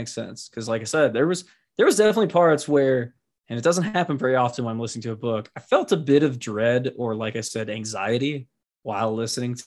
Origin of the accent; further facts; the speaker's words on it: United States; I am American through and through